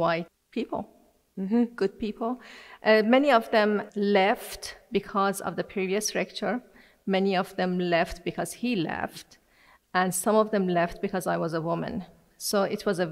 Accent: Iran; now in United States; I'm originally from Iran.

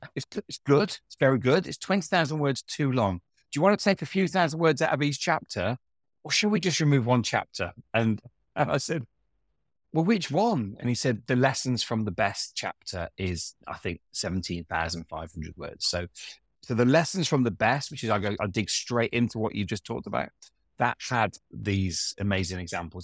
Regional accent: Hinckley, East Midlands, United Kingdom; I grew up in Hinckley

